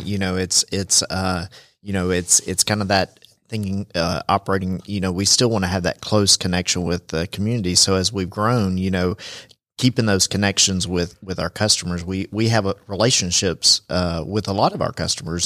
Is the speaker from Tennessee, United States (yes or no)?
yes; Chattanooga, Tennessee, United States; now in Rome, United States; I'm actually from Chattanooga